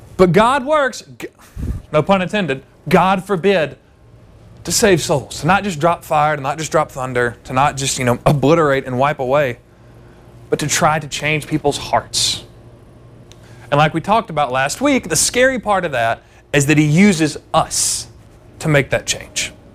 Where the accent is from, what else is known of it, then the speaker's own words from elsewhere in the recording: the South, United States; growing up in the South in the Bible Belt